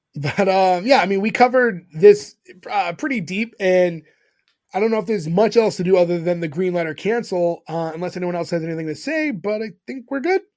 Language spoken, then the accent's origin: English; Massachusetts, United States; we grew up in Massachusetts